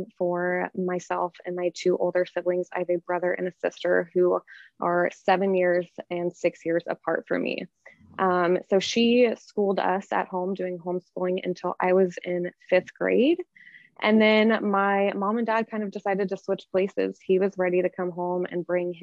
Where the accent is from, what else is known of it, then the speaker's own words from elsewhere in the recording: Georgetown, Texas, United States; also born or lived in Austin, Texas; I grew up in Georgetown, which is about 30 minutes from Austin